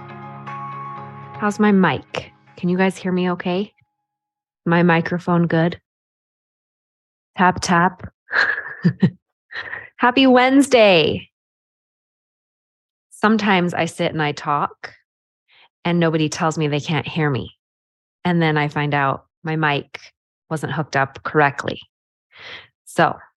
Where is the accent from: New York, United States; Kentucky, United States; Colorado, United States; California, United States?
California, United States; also born or lived in Idaho; now in Utah, United States; I grew up in California and I now live in Utah